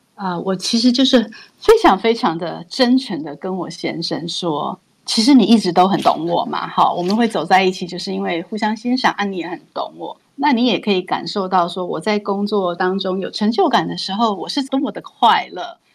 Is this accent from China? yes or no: no; Taiwan; 我自己是台湾 土生土长的台湾人，我是没嗯。有出国念书，好，我一嗯。直到大学 M B A 我都是在台湾念